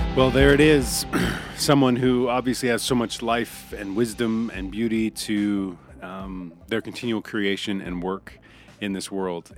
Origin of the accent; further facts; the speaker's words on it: Billings, Montana, United States; born and raised in Billings